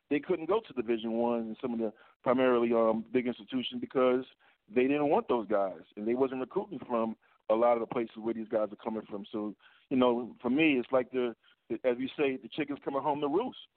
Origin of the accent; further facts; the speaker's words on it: Connecticut, United States; All right. Well, I'm from Connecticut, man.